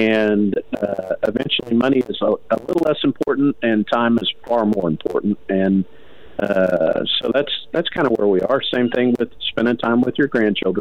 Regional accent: Arlington, Texas, United States; moved away as an adult; now in Texarkana, United States; growing up in Arlington, moving to Texarkana

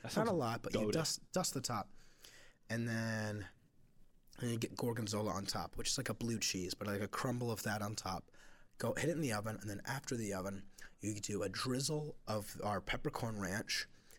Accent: Cincinnati, Ohio, United States; But that's to say, I grew up in Clifton. I love the place.

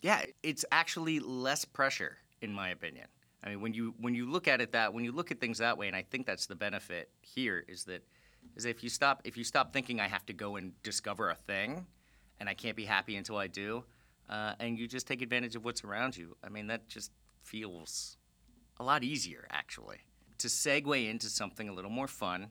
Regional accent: South Florida, United States; Fran and I are both P O Fs, people of Florida, meaning we were born and raised in Florida, South Florida specifically

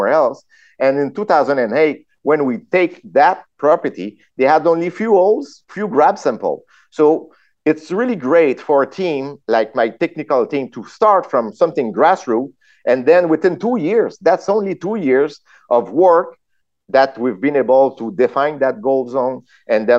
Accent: France; accent: French; English is a second language; I'm French. I'm French. Huh? You saw my my accent

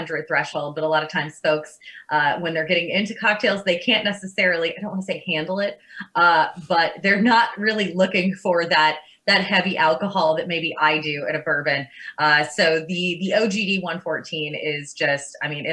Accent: Lawrenceburg, Kentucky, United States; I'm actually from Lawrenceburg, so a lot of those, Lawrenceburg, Kentucky, not Indiana

